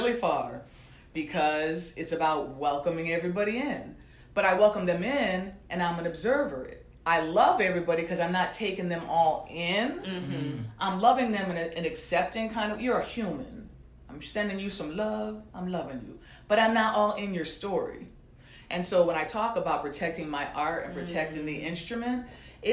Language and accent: English; Torrington, Connecticut, United States; also born or lived in Norfolk, Connecticut; growing up as a Black person in a place like Connecticut, and I grew up in Norfolk and Torrington